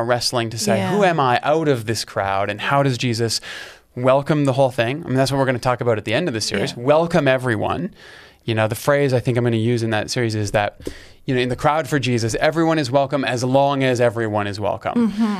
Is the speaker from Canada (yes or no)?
yes; Canada; It's like as a Canadian, it's like... It's this thing, you can't ignore it.